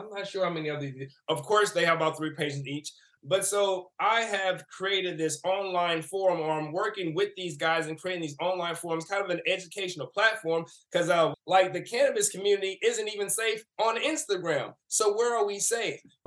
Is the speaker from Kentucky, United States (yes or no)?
no; St. Louis, Missouri, United States; I grew up in St. Louis, Missouri